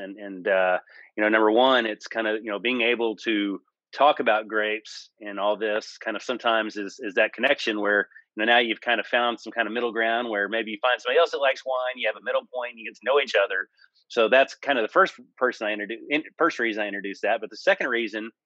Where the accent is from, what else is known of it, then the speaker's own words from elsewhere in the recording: Lubbock, Texas, United States; I'm from Lubbock